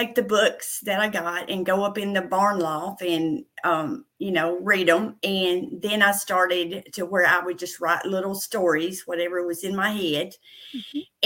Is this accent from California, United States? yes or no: no; Middle Tennessee, United States; accent: country, Southern; I was born and raised in Middle Tennessee. I'm a country girl. You can probably tell by my country accent, my Southern accent.